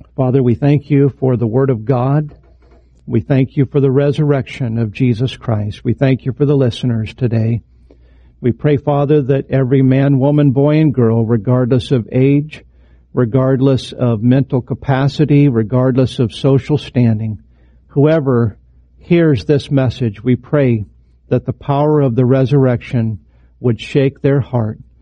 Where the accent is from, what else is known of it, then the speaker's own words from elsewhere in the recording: Idaho, United States; moved away; my home state, Idaho